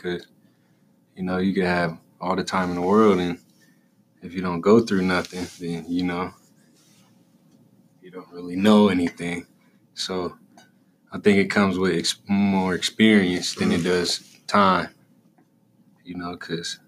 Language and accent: English; Rock Island, Illinois, United States; I'm from Rock Island, Illinois.